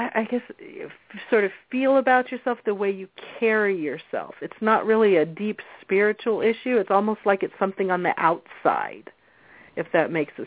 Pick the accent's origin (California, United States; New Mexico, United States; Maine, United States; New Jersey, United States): New Jersey, United States; I was born in New Jersey